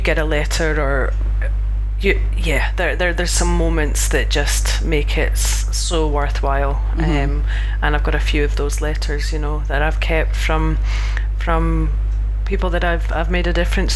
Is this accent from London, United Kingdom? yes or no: no; Scotland, United Kingdom; I'm this Scottish chick